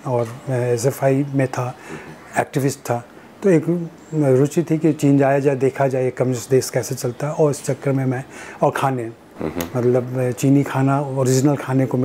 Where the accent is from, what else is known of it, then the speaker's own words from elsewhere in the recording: Chapra, Bihar, India; born there; मैं बिहार में छपरा में पैदा हुआ आ, छपरा मेरा ननिहाल हुआ